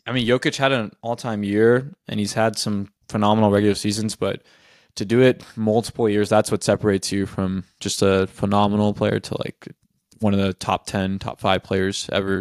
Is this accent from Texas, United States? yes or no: yes; Austin, Texas, United States; I grew up in Austin